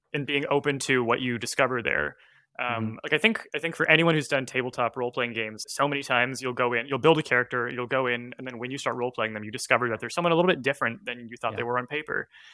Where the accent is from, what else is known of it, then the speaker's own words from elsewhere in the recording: Canada; I was growing up in Canada